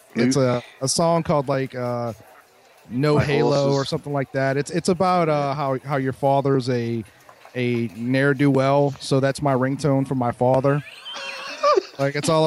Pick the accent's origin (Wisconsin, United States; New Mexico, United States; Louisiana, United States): Louisiana, United States; I'm from Louisiana